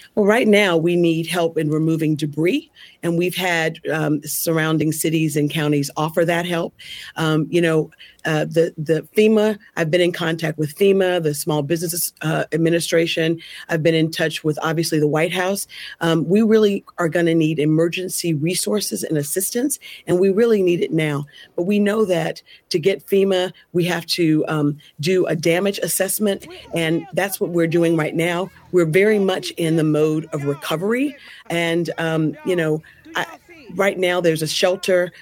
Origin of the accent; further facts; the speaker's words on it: Selma, Alabama, United States; Selma is my hometown